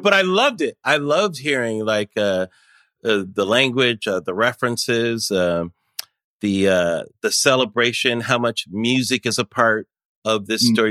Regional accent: United States; As an American

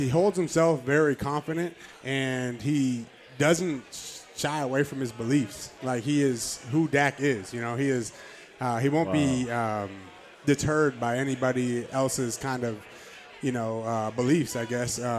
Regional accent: Canada; I'm Canadian

